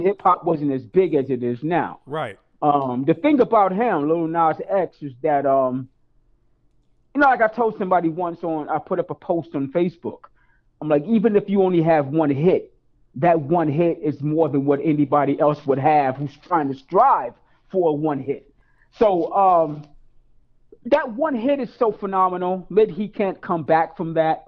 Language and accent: English; New York City, New York, United States; born and raised in East New York, Brooklyn